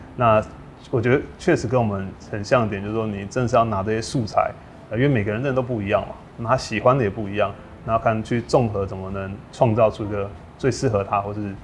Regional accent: Kaohsiung, Taiwan; 因为我们都是高雄人。

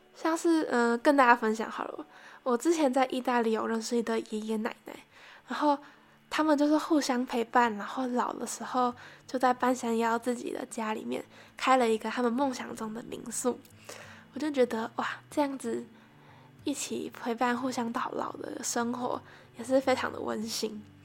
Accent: northern Taiwan, Taiwan; 我是一个从小在北部长大的小孩

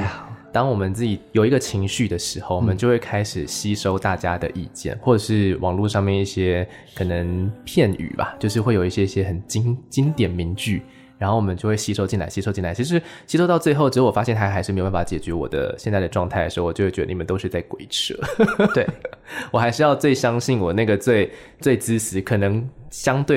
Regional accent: Taichung, Taiwan; 台中，那我就是我也是台中人啊，对不对？

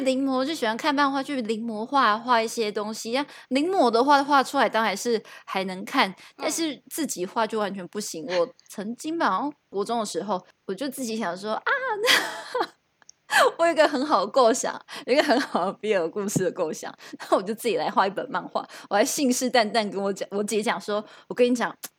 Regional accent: southern Taiwan, Taiwan; first language Taiwanese Hokkien; Chinese is a second language; moved away; 因为我是南部小孩，当然要会说台语啊

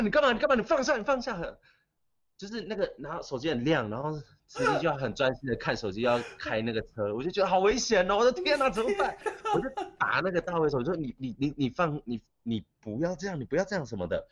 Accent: Taiwan; accent: Taiwanese accent; 因为我很台湾腔嘛

